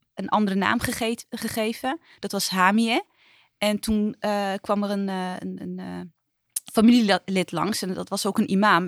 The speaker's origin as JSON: {"language": "Dutch", "region": "Utrecht", "country": "Netherlands", "tie": "born or raised there", "said": "ik ben opgegroeid in Lombok, dat is hartje, hartje Utrecht"}